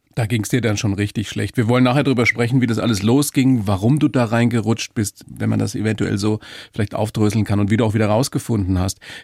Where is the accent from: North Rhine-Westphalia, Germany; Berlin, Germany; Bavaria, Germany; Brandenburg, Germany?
Bavaria, Germany; Weiden; ich bin aus Weiden